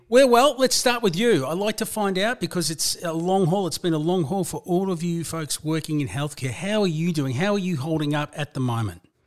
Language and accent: English; Melbourne, Victoria, Australia; my hometown, my home suburb of Broadmeadows in the city of Hume in Melbourne's northern suburbs